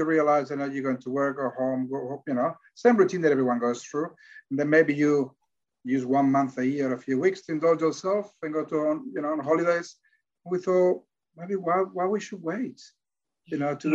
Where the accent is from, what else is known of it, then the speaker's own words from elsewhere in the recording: Barcelona, Catalonia, Spain; English is a second language; also born or lived in Victoria, Australia; now in Australia; I'm from Barcelona, Catalonia